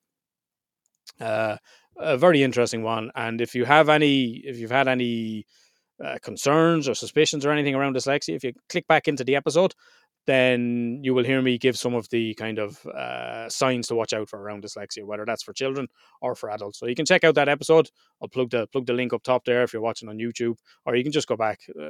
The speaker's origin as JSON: {"language": "English", "country": "Ireland"}